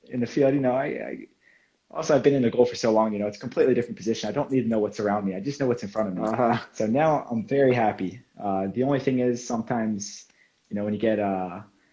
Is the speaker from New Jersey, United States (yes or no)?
yes; Medford, New Jersey, United States; moved away as an adult; now in Finland; I'm from Medford, New Jersey. It's on the East Coast, very close to Philadelphia, about 30 minutes. So it's South Jersey, small town, suburban. American football is kind of the big sport where I come from